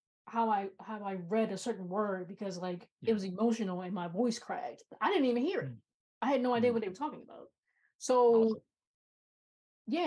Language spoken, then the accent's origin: English; United States; being an American